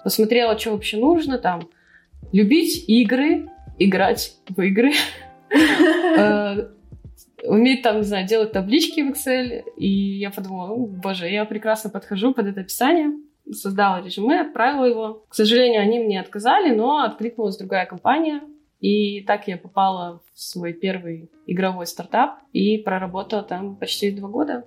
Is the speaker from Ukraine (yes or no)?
no; Belarus; moved away as an adult; now in Russia; я вообще из Беларуси, э, и, соответственно, образование получала там же